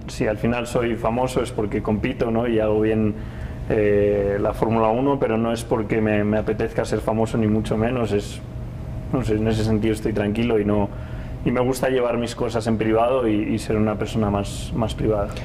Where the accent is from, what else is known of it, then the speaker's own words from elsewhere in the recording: Spain; para mí como piloto español